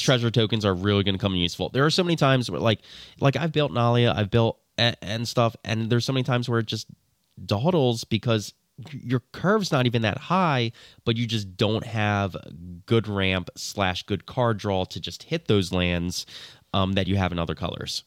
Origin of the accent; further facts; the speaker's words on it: New Jersey, United States; I'm from New Jersey. I am blameless on any pronunciation.